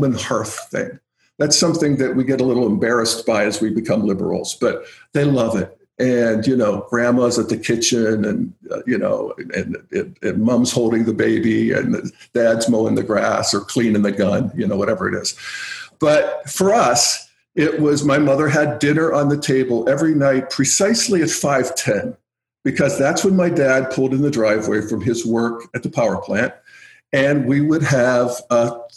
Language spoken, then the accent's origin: English; New Castle, Pennsylvania, United States; now in Boulder, United States; the town I grew up in, Newcastle, Pennsylvania